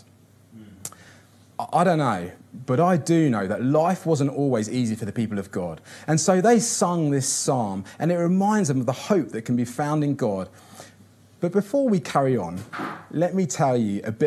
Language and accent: English; Kinshasa, DR Congo; moved away; also born or lived in São Paulo / Rio de Janeiro; I grew up in Kinshasa, which is the capital of the Congo.